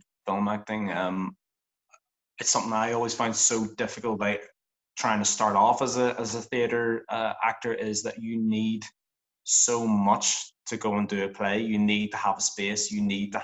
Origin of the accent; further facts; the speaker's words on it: Northern Ireland, United Kingdom; I'm an actor from Northern Ireland.